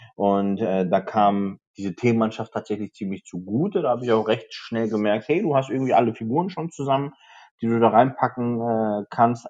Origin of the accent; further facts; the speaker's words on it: the Ruhr area, North Rhine-Westphalia, Germany; ich komme natürlich aus dem Pott